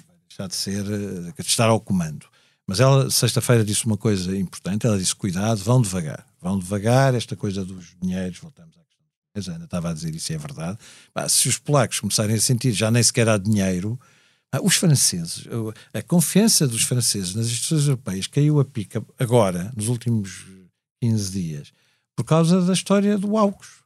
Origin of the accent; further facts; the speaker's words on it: Portugal; nós portugueses